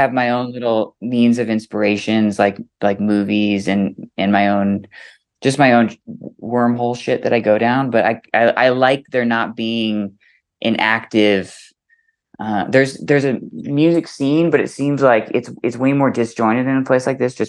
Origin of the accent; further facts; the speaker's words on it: Boise, Idaho, United States; also born or lived in San Diego, California; It's been home since I was a little kid. I was born in San Diego, but I've lived in Boise since I was about 2 or 3.